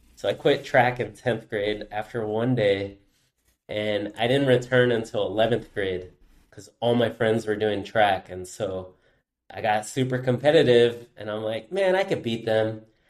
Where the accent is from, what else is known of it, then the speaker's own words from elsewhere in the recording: Goleta, California, United States; I'm born and raised in Goleta, which is, uh, just a little north of Santa Barbara here in California